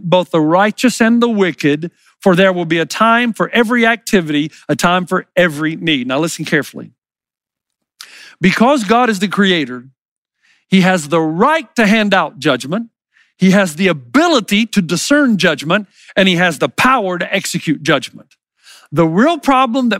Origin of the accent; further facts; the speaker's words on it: the South, United States; I grew up in the South.